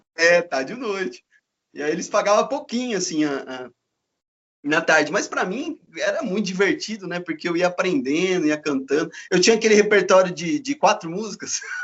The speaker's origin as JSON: {"language": "Portuguese", "town": "Campinas", "region": "São Paulo", "country": "Brazil", "also_born_or_lived": "Paraná", "moved": "as an adult", "said": "eu sou de Campinas, né? E, e aí eu mudei para o Paraná"}